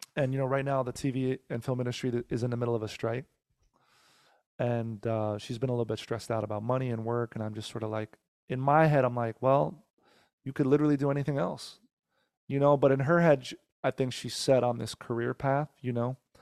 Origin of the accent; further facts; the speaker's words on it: Teaneck, New Jersey, United States; now in Los Angeles, United States; born and raised in Jersey. I was born in Teaneck, New Jersey